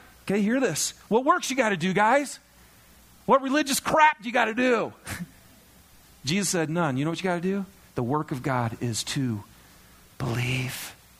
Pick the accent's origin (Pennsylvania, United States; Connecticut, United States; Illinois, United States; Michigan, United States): Michigan, United States; I love thunderstorms. I'm from Michigan. We don't get enough of them here, by the way.